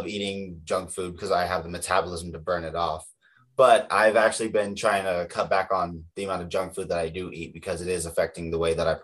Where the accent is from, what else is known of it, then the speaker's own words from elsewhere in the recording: Las Vegas, Nevada, United States; also born or lived in Gunnison, Colorado; from Gunnison, Colorado, but I grew up in Vegas.